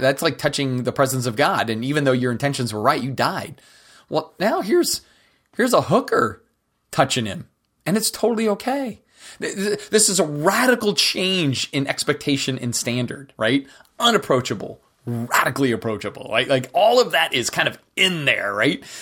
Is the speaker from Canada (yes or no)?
no; United States; we as American Christians